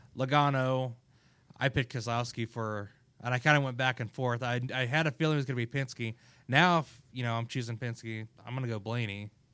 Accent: Kansas, United States; I'm from Kansas

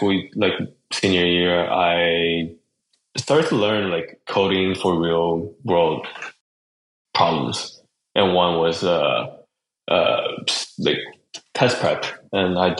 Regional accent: Chongqing, China; moved away; also born or lived in Virginia, United States / Berkeley, California, United States; I grew up mostly in China, Chongqing, the city that I was born. And I did spend some time in Virginia when I was a kid.

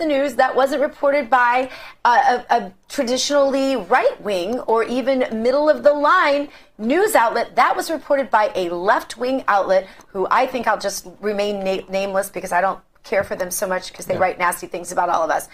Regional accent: Missouri, United States; my home state, Missouri

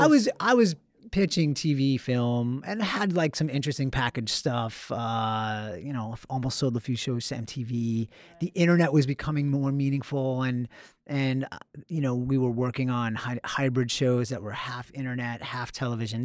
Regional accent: Long Island, Suffolk County, New York, United States; I'm from Long Island

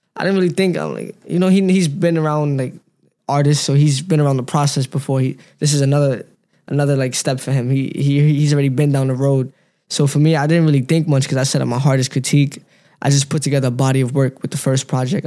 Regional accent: New York City, New York, United States; also born or lived in Pennsylvania; I grew up in Brooklyn

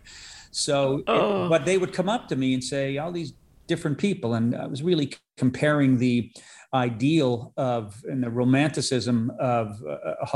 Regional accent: Nova Scotia, Canada; accent: maritime; also born or lived in Los Angeles; I'm originally from Nova Scotia

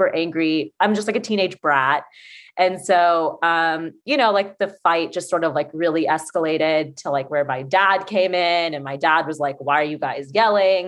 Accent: Atlanta, Georgia, United States; I'm from Atlanta

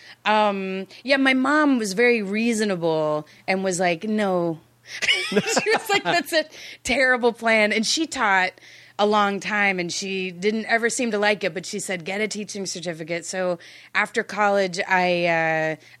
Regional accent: Dallas, Texas, United States; also born or lived in Austin; I'm from Dallas. I went to college in Austin

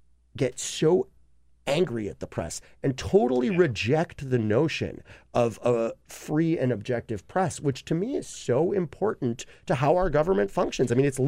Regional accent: New York City, New York, United States; I am from Brooklyn.

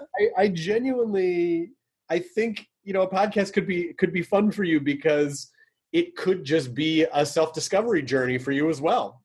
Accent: Tennessee, United States; I'm from Tennessee

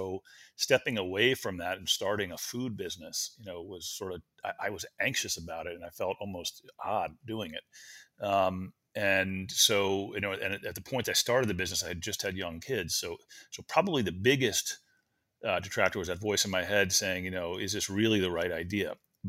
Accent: Washington, District of Columbia, United States; born or raised there; also born or lived in College Park, Maryland

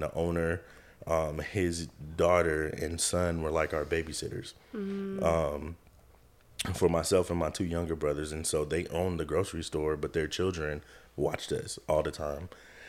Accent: Germany; how I ended back in high school with some of the people I grew up with in Germany.

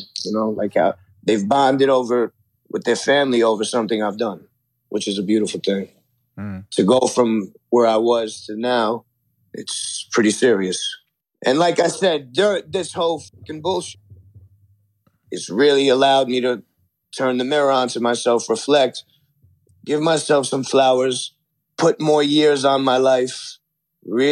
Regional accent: New York City, New York, United States; growing up in Flushing

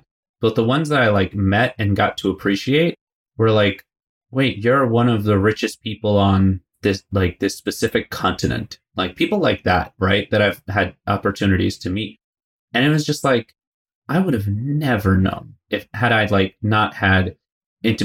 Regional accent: United States; I was born and raised in the States, like New York, New Jersey area

